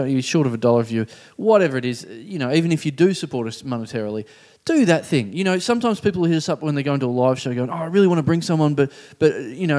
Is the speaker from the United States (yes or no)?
no; Maribyrnong, Victoria, Australia; I come from Maribyrnong